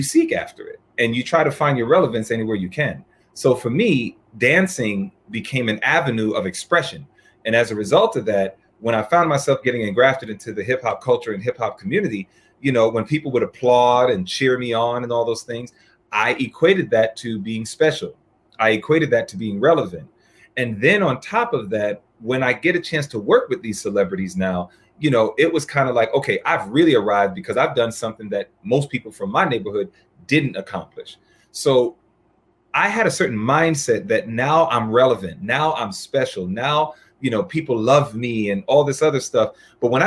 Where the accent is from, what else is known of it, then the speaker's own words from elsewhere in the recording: New York City, New York, United States; I was born and raised in New York, Hollis, Queens, New York.